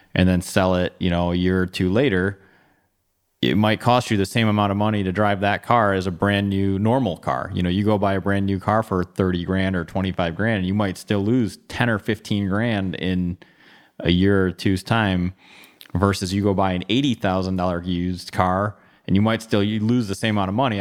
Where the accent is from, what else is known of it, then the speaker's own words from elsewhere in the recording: Bloomfield Hills, Michigan, United States; I grew up in Bloomfield Hills, went to Lassar High School, stayed here for college.